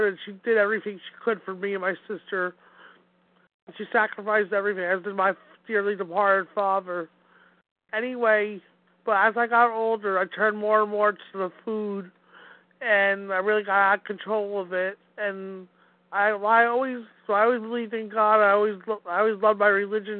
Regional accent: Wayne, New Jersey, United States; I'm from beautiful Wayne, New Jersey. My hometown where I was born and raised.

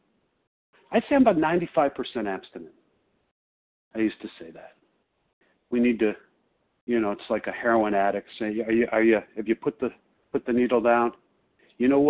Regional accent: Chicago, Illinois, United States; I'm from Chicago

